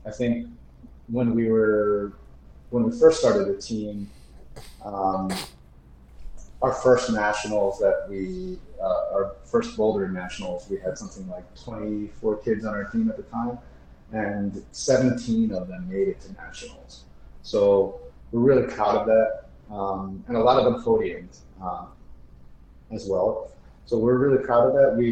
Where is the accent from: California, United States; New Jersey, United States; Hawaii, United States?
New Jersey, United States; Wayne; now in Newark, United States; I grew up in Wayne, New Jersey, the first 20 plus years of my life.